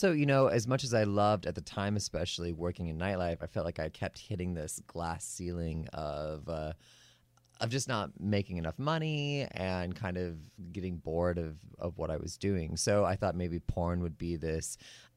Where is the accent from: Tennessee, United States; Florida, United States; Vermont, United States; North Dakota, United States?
North Dakota, United States; moved away as an adult; now in New York, United States; I was born in North Dakota, born and raised, and I moved to New York about 10 years ago when I was 22